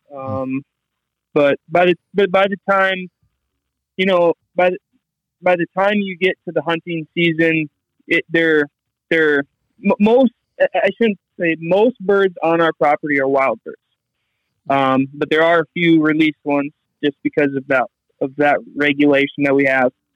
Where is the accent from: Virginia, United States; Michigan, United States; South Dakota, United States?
South Dakota, United States; I'm from South Dakota.